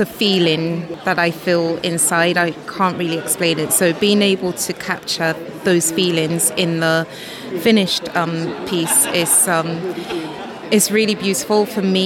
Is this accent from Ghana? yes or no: yes; Ghana; where both Michaela and I was born in Ghana